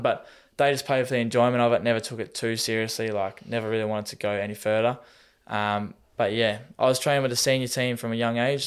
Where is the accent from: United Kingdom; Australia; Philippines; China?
Australia; Tasmania; moved away as an adult; now in Melbourne, Australia; if we're from Tassie, we call it the mainland